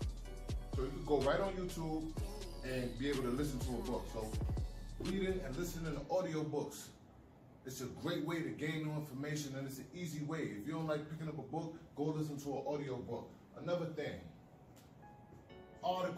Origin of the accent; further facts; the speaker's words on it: New York City, New York, United States; I'm from New York City